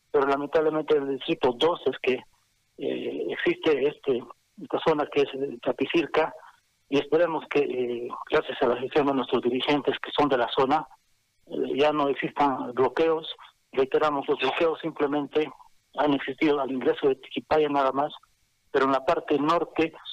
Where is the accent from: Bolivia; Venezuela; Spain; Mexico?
Bolivia; ¿Hasta dónde, estamos llegando como bolivianos?